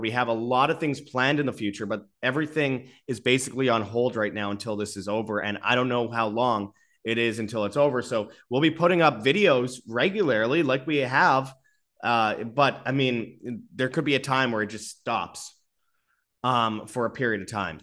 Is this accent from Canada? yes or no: yes; Canada; now in Mexico; I live in Mexico. I'm a Canadian